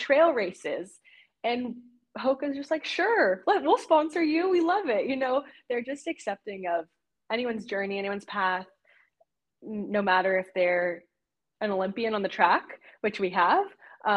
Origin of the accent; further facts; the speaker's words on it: Oregon, United States; also born or lived in Colorado; I'm from Oregon, so it's just Corvallis, where Oregon State is like 1 hour and 10 minutes from my home